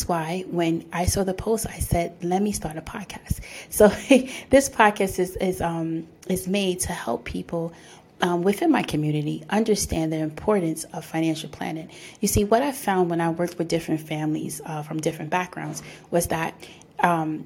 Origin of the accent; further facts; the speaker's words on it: New York City, New York, United States; I'm born and raised in the Bronx